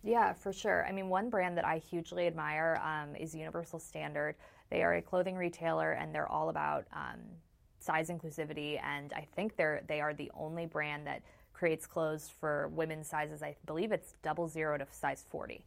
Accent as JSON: {"language": "English", "town": "Chicago", "region": "Illinois", "country": "United States", "said": "I'm from Chicago."}